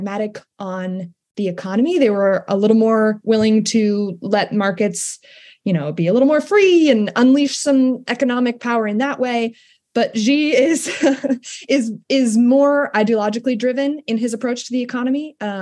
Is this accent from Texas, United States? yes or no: no; Maine, United States; moved away; also born or lived in upper Midwest; I am from Maine, the great state of Maine, technically the most rural state in the union